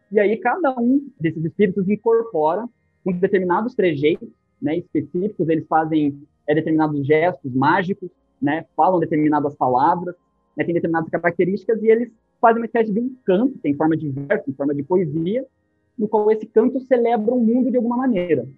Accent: Curitiba, Paraná, Brazil; eu sou de Curitiba

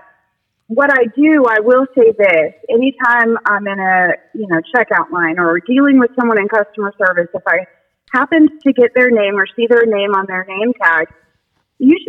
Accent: West Coast, United States; moved away as an adult; I grew up in on the West Coast and in a pretty progressive and larger city.

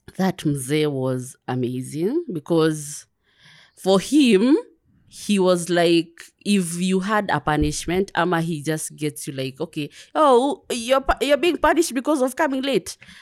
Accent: Kiambu County, Kenya; first language Kikuyu; English is a second language; moved away as an adult; also born or lived in Nairobi / Dar es Salaam, Tanzania / United Kingdom; I'm from Kiambu

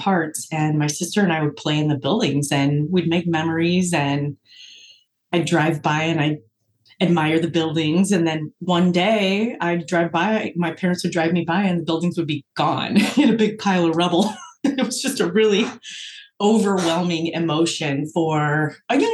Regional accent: La Porte, Indiana, United States; I grew up in LaPorte, Indiana. And actually, 43 years later, I still live there

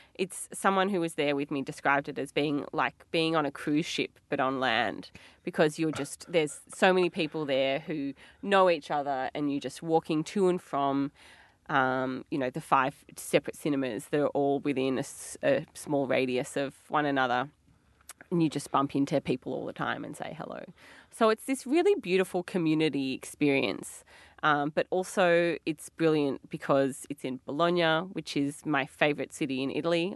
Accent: Melbourne, Victoria, Australia; we're from Melbourne.

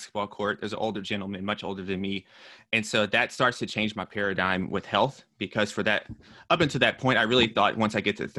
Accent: Nashville, Tennessee, United States; moved away as an adult; also born or lived in New York; I'm from Nashville, Tennessee

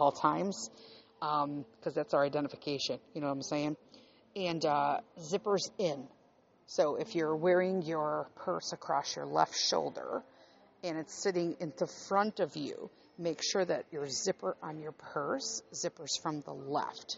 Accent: Chicago, Illinois, United States; I grew up in Chicago

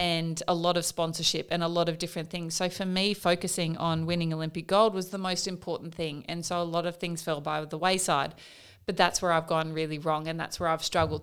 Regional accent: Katherine, Northern Territory, Australia; also born or lived in Wave Hill; I was born in Catherine in the Northern Territory, so, uh, in an Aboriginal community

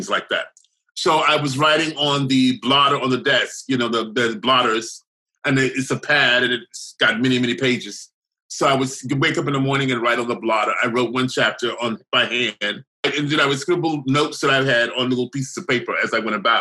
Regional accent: the South, United States; moved away; when I was growing up in the South

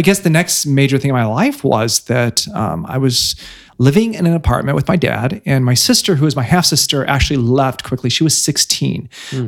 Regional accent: Bloomington, Illinois, United States; moved away as an adult; also born or lived in Pekin, Illinois / London; now in Chicago, United States; i was born pekin and then i grew up in bloomington Bloomington, Bloomington Normal, Illinois

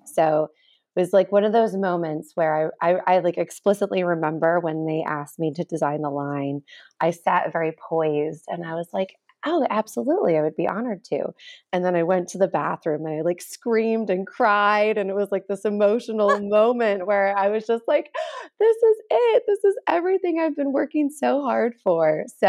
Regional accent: Ohio, United States; moved away as an adult; also born or lived in Chicago / New York City; So I'm a Midwestern girl. I'm from Ohio originally, and then I went to college in Chicago. So coming from the Midwest into New York City

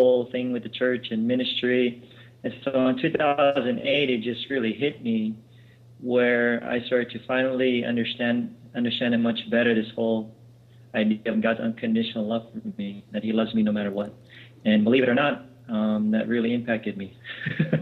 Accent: Los Angeles, California, United States; I grew up here in Los Angeles

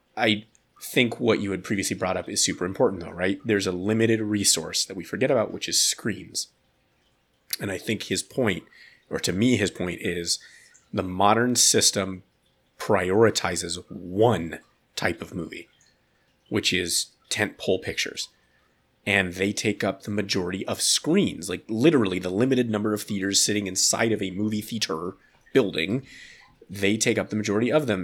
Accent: United States; I'm an American man

